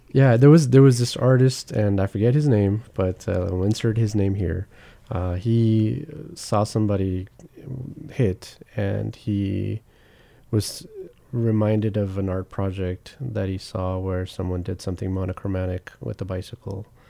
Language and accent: English; Long Beach, California, United States; I grew up in Long Beach